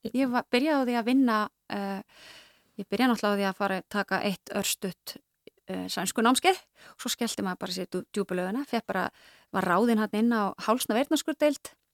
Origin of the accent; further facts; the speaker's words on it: Akureyri, Northeastern Region, Iceland; moved away; ég er sko akureyringur, Já. akureyringur í húðahár og ólstar upp